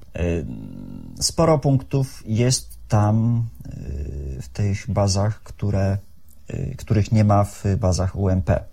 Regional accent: Szczecin, West Pomeranian Voivodeship, Poland; od urodzenia mieszkam y, na ulicy Santockiej na osiedlu Kaliny

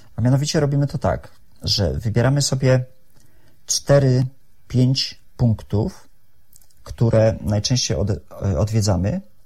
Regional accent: Szczecin, West Pomeranian Voivodeship, Poland; od urodzenia mieszkam y, na ulicy Santockiej na osiedlu Kaliny

